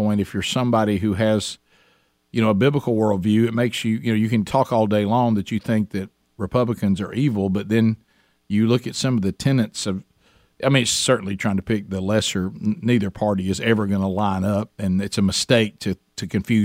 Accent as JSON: {"language": "English", "region": "Alabama", "country": "United States", "tie": "born or raised there", "said": "our families, where we grew up in Alabama, went through this same process"}